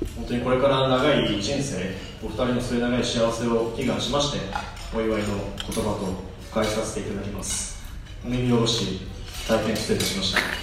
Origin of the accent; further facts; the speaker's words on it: Hamamatsu, Shizuoka, Japan; 僕らが生まれ育った静岡県浜松市というところ